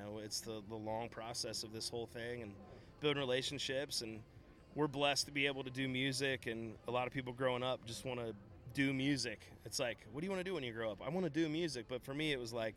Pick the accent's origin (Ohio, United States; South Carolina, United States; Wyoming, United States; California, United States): Ohio, United States; Brown County; I'm a Buckeye through and through. I still live in Brown County, Ohio.